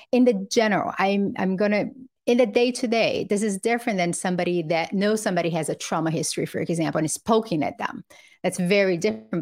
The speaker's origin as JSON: {"language": "English", "country": "Brazil", "tie": "born or raised there", "moved": "yes", "lives_now": "United States", "said": "I grew up poor in Brazil with a single mother"}